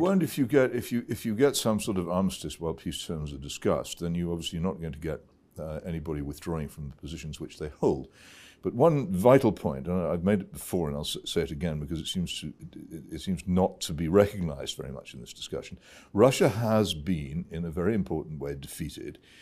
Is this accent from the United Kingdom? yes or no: yes; United Kingdom; as a British citizen